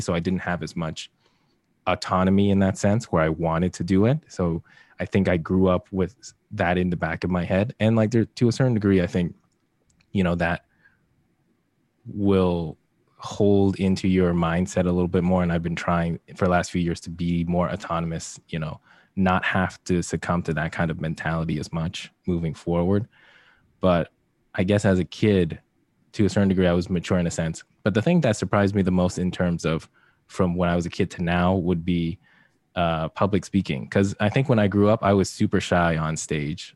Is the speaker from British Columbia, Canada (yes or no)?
yes; Vancouver, British Columbia, Canada; moved away as an adult; also born or lived in Hamilton, Ontario; now in Toronto, Canada; I was raised more so in Vancouver, um, Coquitlam, Tri lower mainland basically. And so that was like where I grew up, went to university.